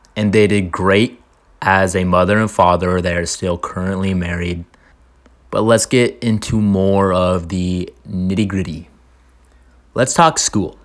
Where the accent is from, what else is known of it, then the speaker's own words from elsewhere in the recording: Orange County, California, United States; I was born and raised in Orange County.